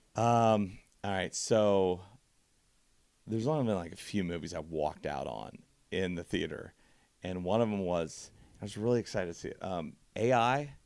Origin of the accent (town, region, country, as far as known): Caldwell, Kansas, United States; born or raised there; moved away